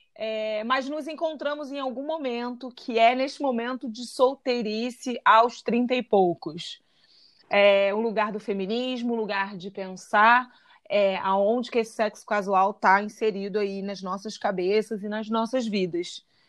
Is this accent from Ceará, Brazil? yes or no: no; Rio de Janeiro, Brazil; eu sou carioca de Santa Teresa